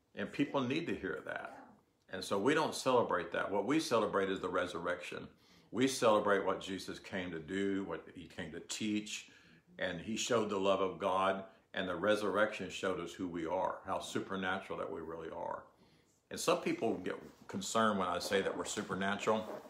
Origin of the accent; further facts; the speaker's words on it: United States; I'm an American, and I'm proud to be an American